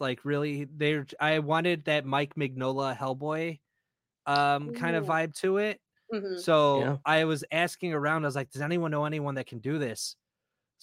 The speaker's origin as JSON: {"language": "English", "town": "Guadalajara", "region": "Jalisco", "country": "Mexico", "said": "I'm from Guadalajara"}